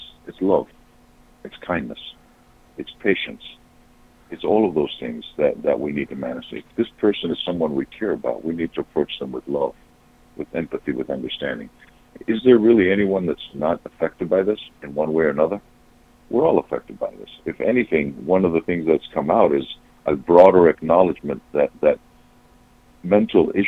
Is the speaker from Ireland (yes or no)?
no; Patras, Western Greece, Greece; moved away as an adult; also born or lived in Australia; now in United States; I come from my hometown is a big port town on the west coast of Greece named Patras